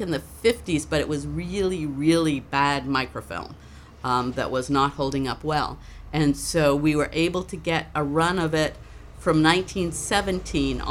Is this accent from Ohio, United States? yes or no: no; Farmington, Maine, United States; also born or lived in Massachusetts; I grew up in Farmington, Maine, so not that far from the Canadian border